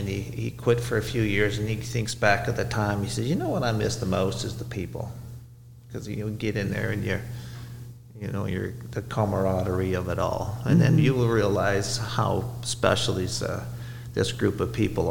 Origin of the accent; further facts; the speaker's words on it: Canada; moved away; I'm Canadian